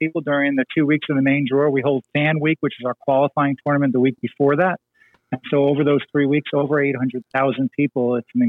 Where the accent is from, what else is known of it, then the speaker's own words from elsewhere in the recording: New York City, New York, United States; I'm born and bred in Queens